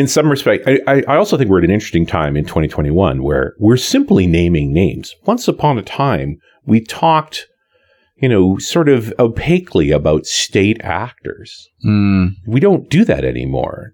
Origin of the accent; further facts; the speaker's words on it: Canada; I'm Canadian